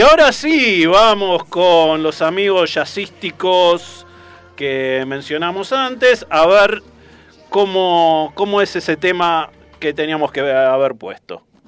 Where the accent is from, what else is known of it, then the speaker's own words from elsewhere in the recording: Hurlingham, Buenos Aires Province, Argentina; yo soy de Hurlingham.